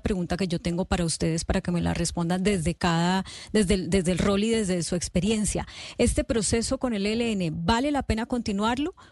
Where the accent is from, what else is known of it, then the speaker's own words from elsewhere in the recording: Colombia; como colombianos